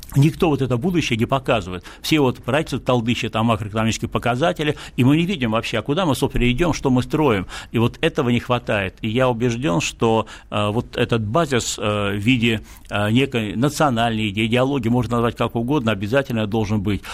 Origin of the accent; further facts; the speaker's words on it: Saint Petersburg, Russia; в моем родном городе Санкт-Петербурге